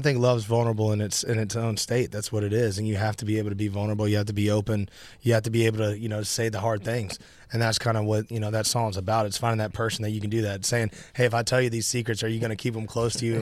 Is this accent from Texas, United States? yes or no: no; Nashville, Tennessee, United States; I'm born and raised in Nashville